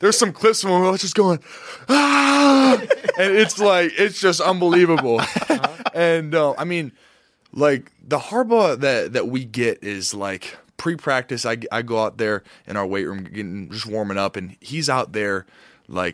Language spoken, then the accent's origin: English; Michigan, United States; I grew up in Michigan, too